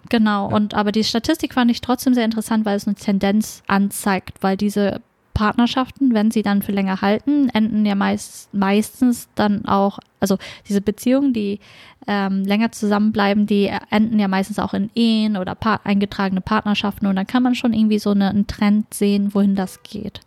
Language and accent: German; Germany; ich selber bin auch Deutsche, bin aber bikulturell aufgewachsen